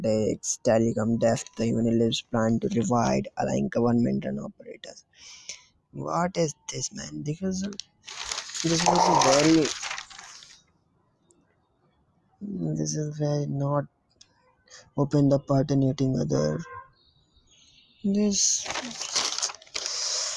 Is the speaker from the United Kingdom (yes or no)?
no; India; I am from India